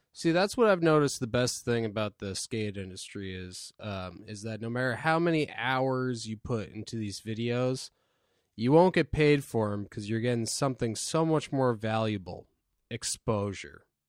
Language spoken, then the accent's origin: English; Norfolk, United States; my hometown of Norfolk